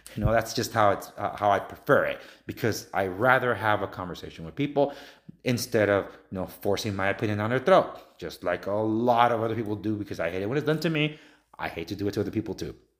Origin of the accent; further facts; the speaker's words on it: Los Angeles, California, United States; I'm from Los Angeles. I'm native Angelino.